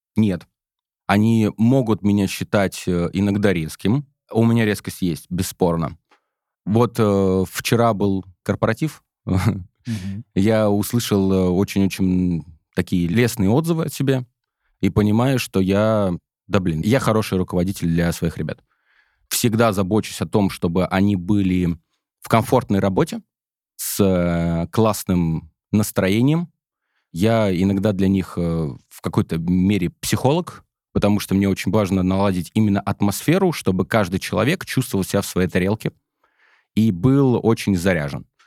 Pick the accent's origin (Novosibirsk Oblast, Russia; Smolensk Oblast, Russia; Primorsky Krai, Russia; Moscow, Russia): Smolensk Oblast, Russia; Smolensk; Я сам родом из Смоленска